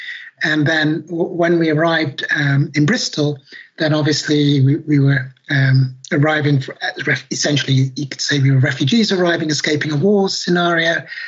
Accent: Nigeria; also born or lived in London; So I'm Black British. Obviously, people can't see me. I was born in London many years ago now. And my father is Nigerian and my mother's Irish. And we, when I was 12 months old, went back to Nigeria.

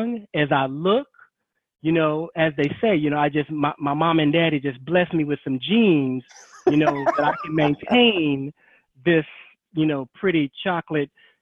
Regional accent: Gary, Indiana, United States; I'm from Gary, Indiana. Love my hometown.

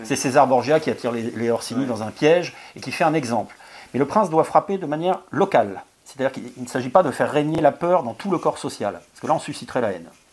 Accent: France; on est français

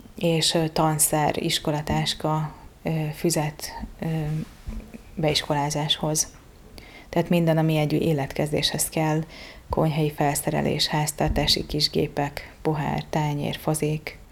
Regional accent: Sopron, Győr-Moson-Sopron, Hungary; moved away as an adult; also born or lived in Bugac; now in Budapest, Hungary; Én Soproni vagyok, Sopronai kisváros

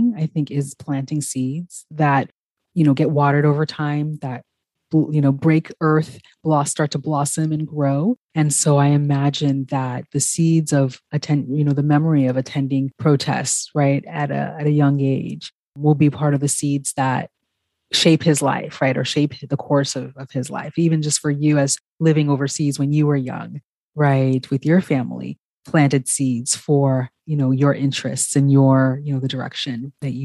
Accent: California, United States; growing up in California, I was, you know, as a, you know, Ghanaian American, right? Growing up in California

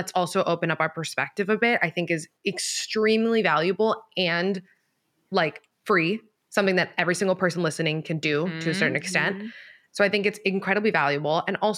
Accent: Miami, Florida, United States; I grew up like right by UM. I'm from Miami.

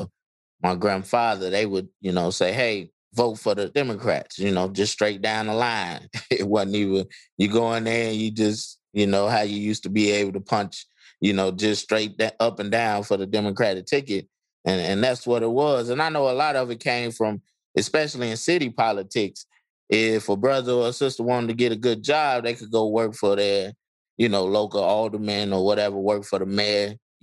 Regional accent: Chicago, Illinois, United States; growing up in the North, or I should say Chicago

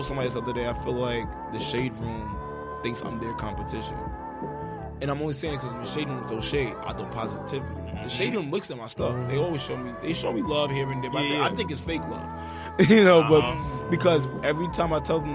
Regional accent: New York, United States; I'm from New York

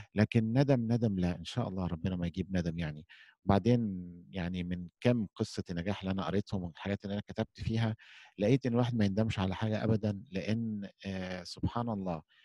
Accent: Egypt; احنا عندنا في مصر

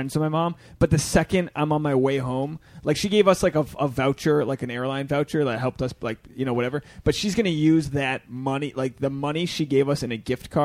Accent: Rhode Island, United States; I'm from Rhode Island, mm-hmm. which is pretty Democrat, but my family's more Republican

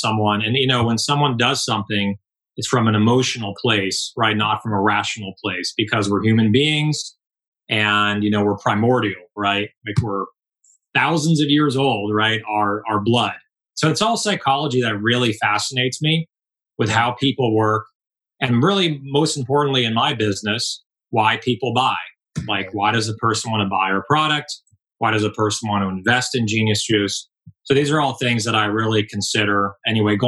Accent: Palos Verdes, California, United States; I grew up in Southern California. I grew up in Palos Verdes. Went to school, middle school in Palos Verdes. Went to high school in Palos Verdes.

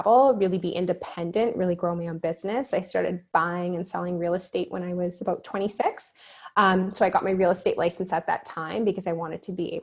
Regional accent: Vancouver, British Columbia, Canada; I'm originally from Vancouver, born and raised here, suburbs of Vancouver.

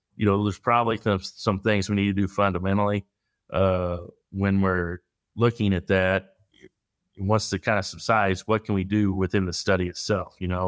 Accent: Midwest, United States; growing up in the Midwest

